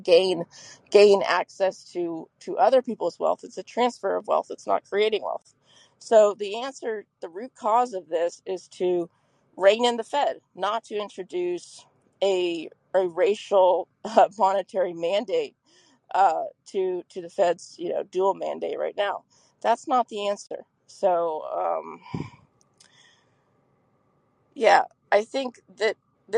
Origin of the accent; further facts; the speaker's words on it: Texas, United States; I'm from Texas